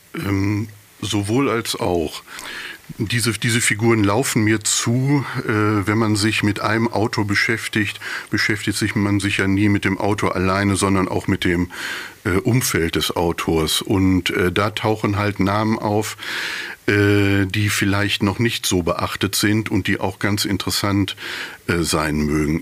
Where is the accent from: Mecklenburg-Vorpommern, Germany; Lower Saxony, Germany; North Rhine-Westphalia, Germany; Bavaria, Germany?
North Rhine-Westphalia, Germany; Bünde; accent: East Westphalian; also born or lived in Dortmund; ich habe da, glaube ich, mehr dieses bräsige Ostwestfälische schon ganz gut adaptiert